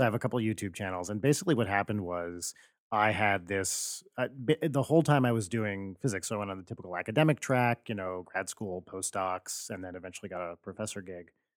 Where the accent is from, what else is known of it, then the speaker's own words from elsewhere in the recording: New Jersey, United States; moved away; I grew up in New Jersey